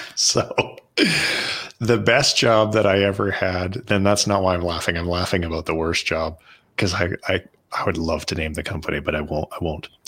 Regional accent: Canada; now in United States; so I'm Canadian, and I'm, uh, we're going back up to Canada for a month, um, because we're considering moving back.

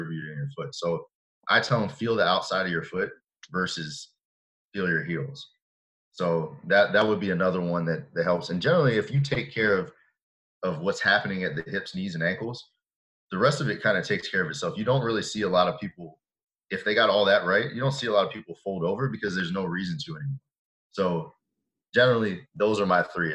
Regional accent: Atlanta, Georgia, United States; we grew up in the Atlanta area

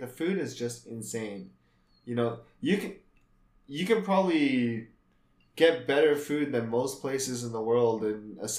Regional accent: Canada; I was born in Canada, so I'm not really Japanese.

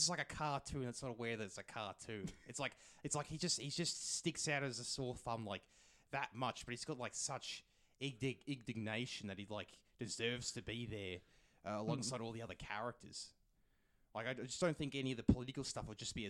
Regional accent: Australia; We're Australian

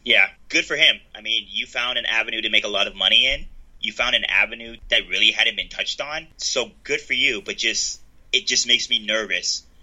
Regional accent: United States; as an American

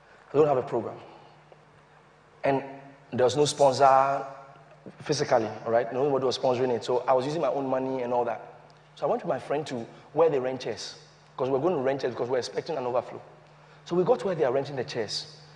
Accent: Ghana; As a Ghanaian

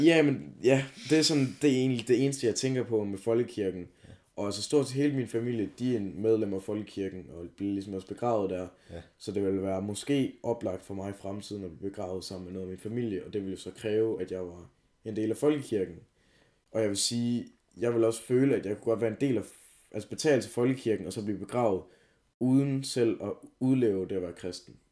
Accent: Denmark

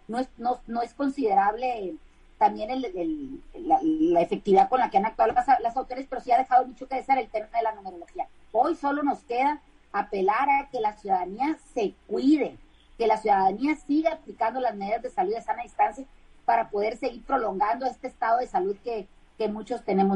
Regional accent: Mexico; a los mexicanos nos llegue más barato el recibo de la luz

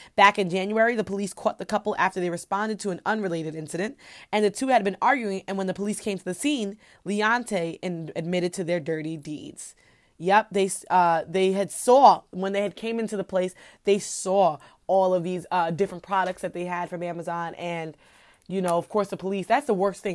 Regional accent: New York, United States; I'm just a New Yorker, so we're obnoxious

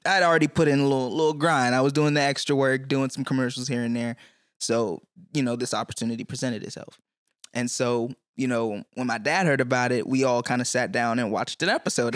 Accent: Clinton, Maryland, United States; also born or lived in Newton, Massachusetts; I was raised in Prince George's County, Maryland

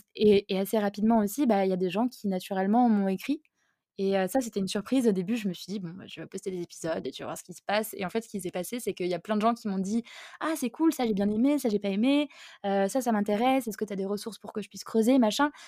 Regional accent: Alsace, Grand Est, France; je suis alsacienne

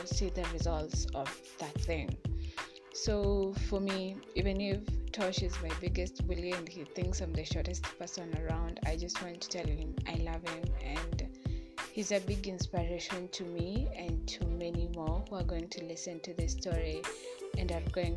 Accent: Kenya; in my home country, Kenya

